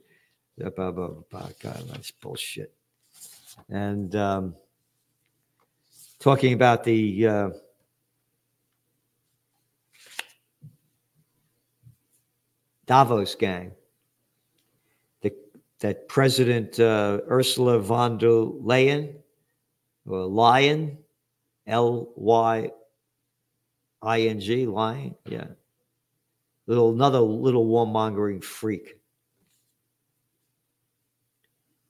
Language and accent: English; United States; I'm an American